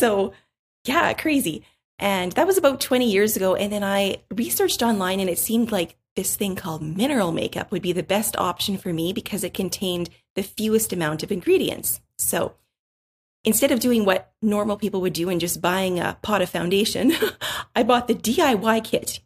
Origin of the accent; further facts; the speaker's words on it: Canada; we are from Canada